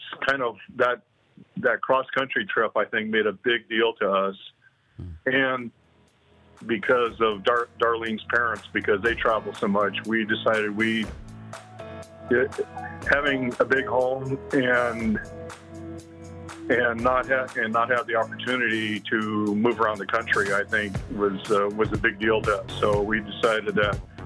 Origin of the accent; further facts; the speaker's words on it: California, United States; born and raised in California